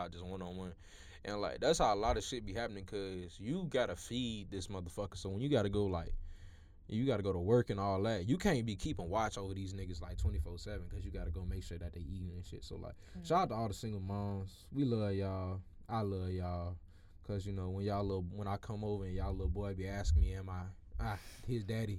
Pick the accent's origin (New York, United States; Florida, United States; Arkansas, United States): Florida, United States